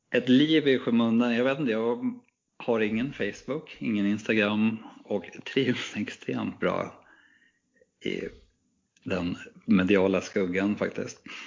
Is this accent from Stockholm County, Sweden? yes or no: no; Knivsta, Uppsala County, Sweden; moved away; also born or lived in Gothenburg; när jag växte upp i Knivsta så kunde man hyra filmen Gädda på den lokala videobutiken